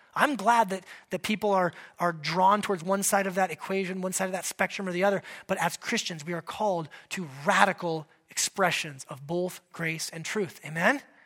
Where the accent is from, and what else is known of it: United States